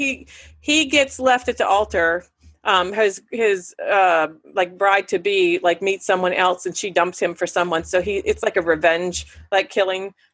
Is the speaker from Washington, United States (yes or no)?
no; Punxsutawney, Pennsylvania, United States; the movie theater that I grew up in Punxsie with, the Jefferson Theater